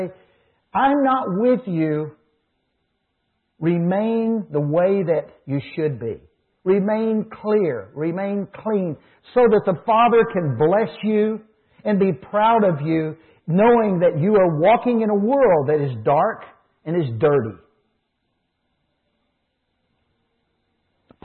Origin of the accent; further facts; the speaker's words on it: United States; I as an American